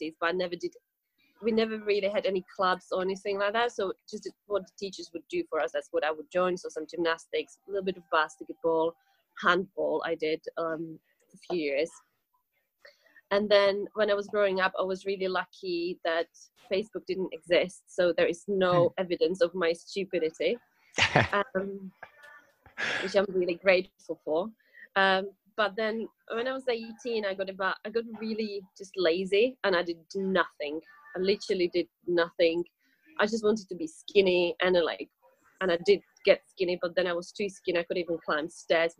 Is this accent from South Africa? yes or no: no; Czechia; moved away as an adult; now in England, United Kingdom; I'm from Czech Republic. But I've lived in England for, well, most of my adult life since I was 21 years old.